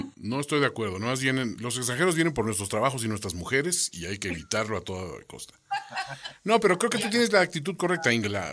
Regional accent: Mexico; como mexicanos

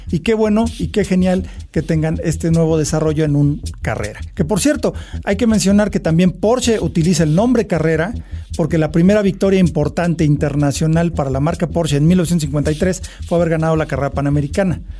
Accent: Mexico; que como mexicano creo que es interesante y es bueno que lo mencionemos

